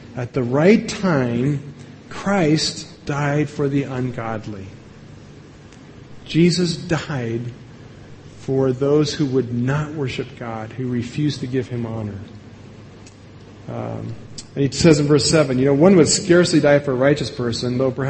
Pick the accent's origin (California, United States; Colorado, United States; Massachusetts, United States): Colorado, United States; Evergreen; from my hometown of Evergreen